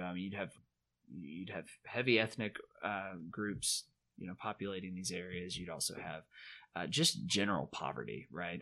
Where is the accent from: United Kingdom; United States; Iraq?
United States; the South; moved away; also born or lived in Chicago; growing up in the South